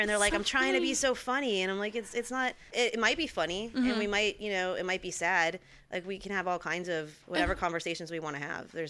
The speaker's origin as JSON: {"language": "English", "town": "Santa Clarita", "region": "California", "country": "United States", "tie": "born or raised there", "said": "my hometown. I'm from Santa Clarita, outside"}